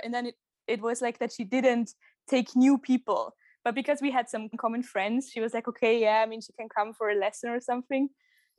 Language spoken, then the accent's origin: English; near Kitzbühel, Tyrol, Austria; moved away as an adult; now in Vienna, Austria; I'm originally from Tyrol in Austria, close to Kitzbühel. But now I moved to Vienna a few months ago.